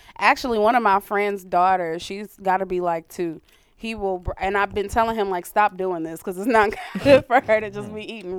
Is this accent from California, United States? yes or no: no; Ohio, United States; I'm from Ohio.